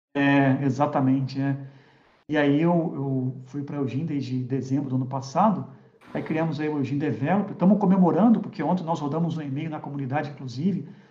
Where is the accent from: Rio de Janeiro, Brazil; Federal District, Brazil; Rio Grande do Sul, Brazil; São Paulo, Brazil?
Rio de Janeiro, Brazil; moved away; also born or lived in Curitiba; eu sou carioca, sou do Rio de Janeiro